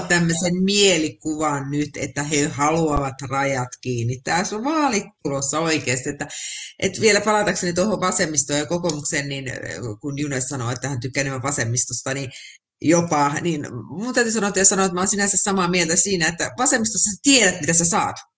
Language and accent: Finnish; Finland; moved away; No sitä Suomea, mistä mä oon lähtenyt, sitä ei kyllä enää ole